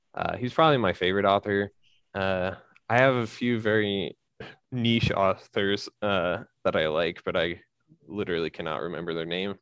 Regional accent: Colorado, United States; also born or lived in Sugar City, Idaho / New England; now in Idaho, United States; I grew up in Colorado

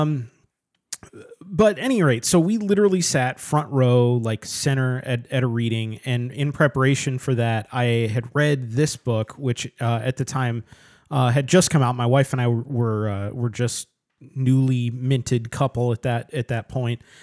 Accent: United States; I'm an American

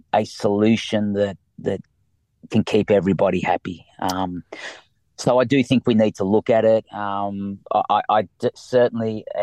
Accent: Leeds, Yorkshire and the Humber, United Kingdom; now in Australia; I was born in Leeds, the same as Monty

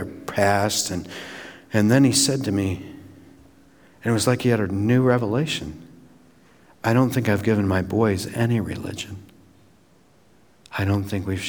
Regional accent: Battle Creek, Michigan, United States; I got invited to a Wesleyan Church in my hometown, Battle Creek

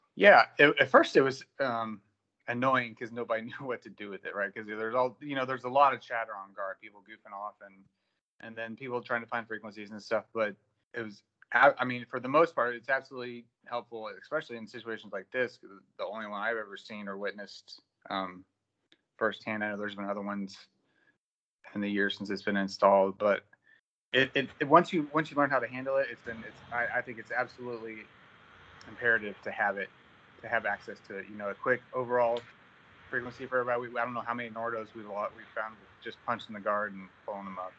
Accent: Indiana, United States; moved away as an adult; now in Fort Worth, United States; I'm originally from Indiana, grew up there, went to Purdue, graduated.

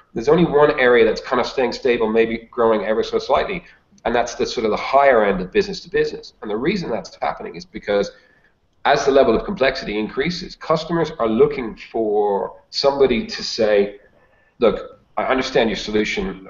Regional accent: Dublin, Leinster, Ireland; moved away as an adult; now in Australia; I live in Australia, but I'm actually Irish. So uh, I grew up uh, in the mean streets of Dublin in in Ireland, and then moved to Australia in my early 20s

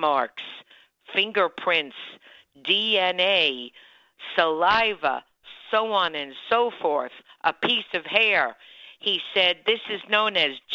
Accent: Miami-Dade County, Florida, United States; when I was growing up in Miami-Dade County, Florida

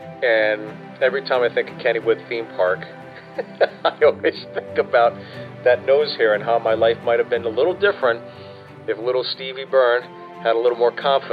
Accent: Pittsburgh, Pennsylvania, United States; I grew up in Pittsburgh

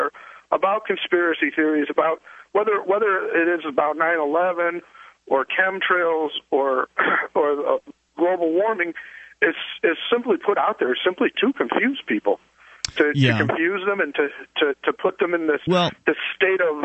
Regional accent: Illinois, United States; I'm from Illinois

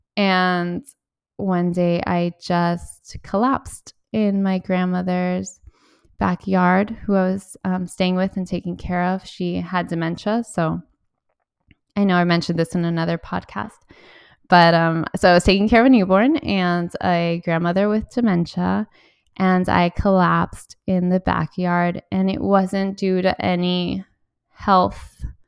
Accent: Miami, Florida, United States; also born or lived in Valencia, Spain; I grew up in Miami

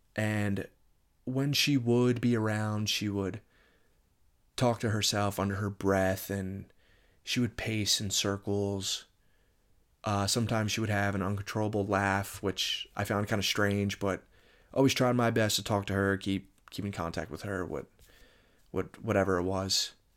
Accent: Moorestown, New Jersey, United States; I'm from Moorestown, New Jersey.

